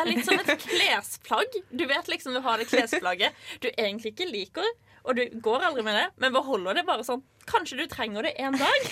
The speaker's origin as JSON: {"language": "Norwegian", "region": "England", "country": "United Kingdom", "moved": "yes", "lives_now": "Norway", "said": "Jeg kommer jo fra England"}